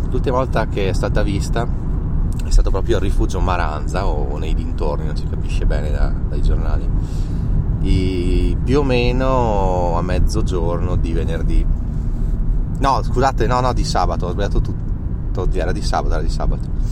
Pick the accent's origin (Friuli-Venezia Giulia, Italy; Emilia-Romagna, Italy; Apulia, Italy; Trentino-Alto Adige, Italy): Trentino-Alto Adige, Italy; per noi trentini